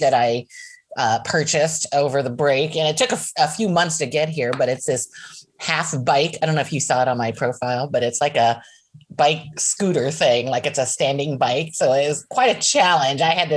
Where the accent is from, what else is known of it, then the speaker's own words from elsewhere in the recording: Los Angeles, California, United States; moved away as an adult; now in Fresno, United States; I'm originally from Los Angeles, like you, and I moved up to Fresno in 2008 for personal reasons.